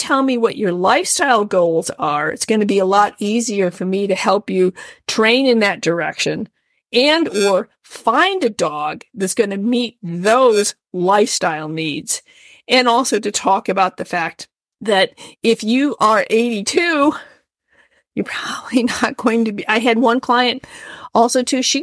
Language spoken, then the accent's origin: English; Midwest, United States; moved away; I am a Midwesterner sort